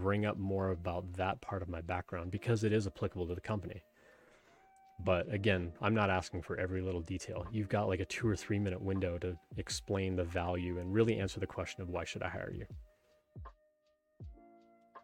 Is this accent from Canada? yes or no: yes; Canada; I grew up in Canada and I played ice hockey for 12 years